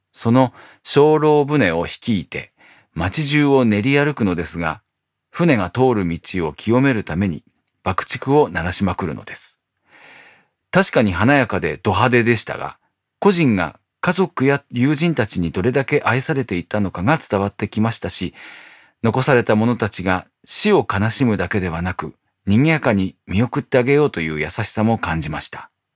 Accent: Morioka, Iwate, Japan; moved away; 僕のふるさとの盛岡

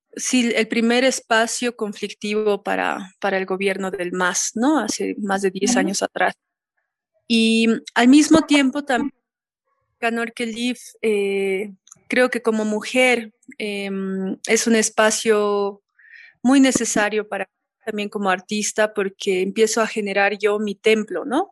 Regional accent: La Paz, Bolivia; una ciudadana paseña

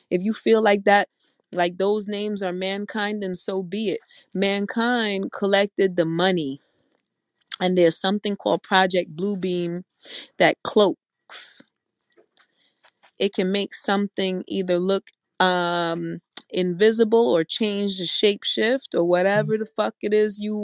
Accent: New York City, New York, United States; I'm from New York City

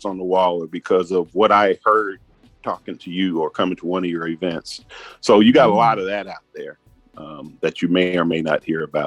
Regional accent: Chicago, Illinois, United States; now in Atlanta, United States; I'm originally from Chicago, been in Atlanta 45 years

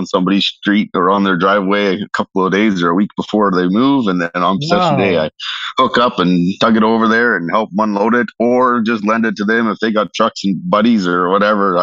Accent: Regina, Saskatchewan, Canada; I was born and raised here in Regina, so I've been here my entire

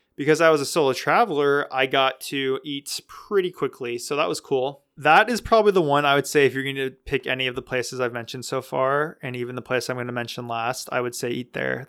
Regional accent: California, United States; I grew up in California

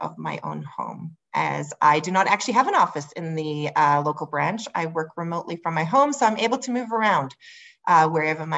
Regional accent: South Africa; moved away as an adult; now in Lavington, Canada; So I'm originally from South Africa. I was born and raised there

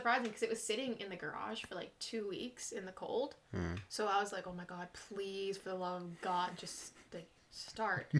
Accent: Canada; we're not from here. We're from Canada.

